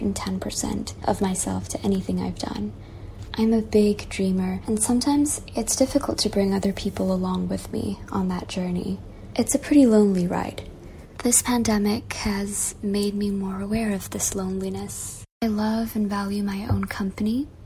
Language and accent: English; Malaysia; also born or lived in Singapore / Nepal / New York; I was born and raised in Malaysia, and that's where I am right now